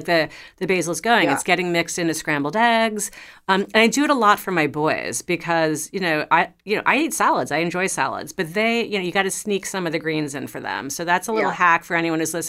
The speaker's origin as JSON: {"language": "English", "town": "New York City", "region": "New York", "country": "United States", "tie": "born or raised there", "said": "I grew up in New York City, and so we did not have gardens really, but I live in a suburban neighborhood now"}